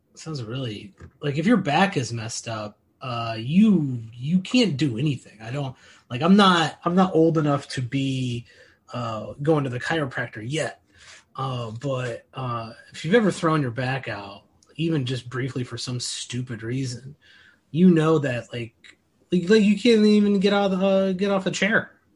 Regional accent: Illinois, United States; I grew up in Illinois my whole life

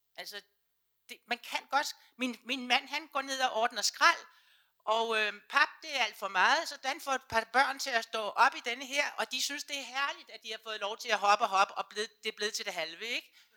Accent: Sorø, Zealand, Denmark; now in Copenhagen, Denmark; jeg kommer selv fra Suberø, altså, så, øh, men der havde vi det meget, meget frit

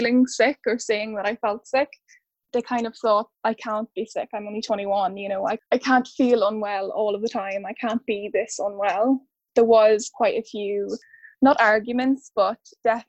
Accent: Ireland; now in United Kingdom; I'm from Ireland, originally.

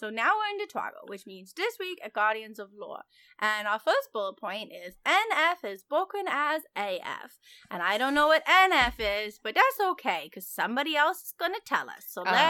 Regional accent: Virginia, United States; And we were like, what? Us too. And then he told us what county. And we were like, dude, that's literally the next county over.

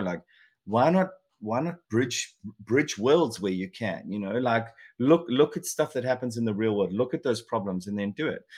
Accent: South Africa; moved away; also born or lived in England; I'm obviously South African born, but I spend a ton of time in England

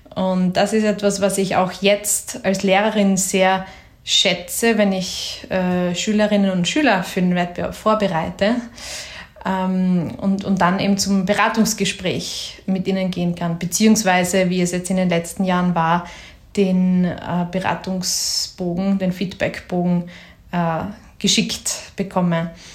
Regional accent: Graz, Styria, Austria; ich bin aus Graz

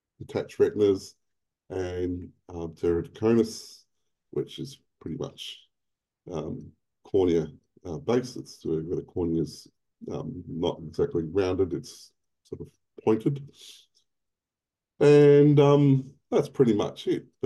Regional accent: Melbourne, Victoria, Australia; moved away as an adult; now in Queensland, Australia; I was born in Melbourne in the early 70s, and I lived in Victoria until about 21 years ago when I moved to Queensland.

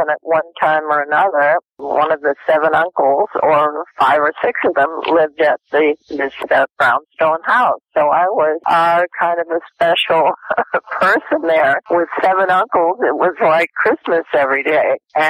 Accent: Brooklyn, New York, United States; born there; I was born in Brooklyn when my mother had seven brothers and two sisters.

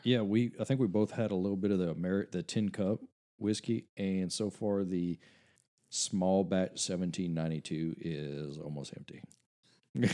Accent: Cut Off, Louisiana, United States; Coach O is from my hometown

